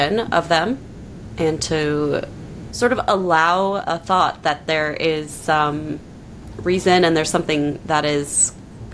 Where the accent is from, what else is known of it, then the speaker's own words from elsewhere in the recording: New York, United States; As a New Yorker